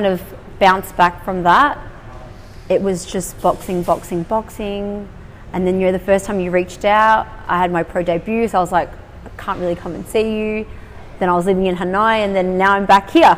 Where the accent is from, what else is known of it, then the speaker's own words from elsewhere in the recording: Australia; I was born in Australia. Both my parents are Vietnamese immigrants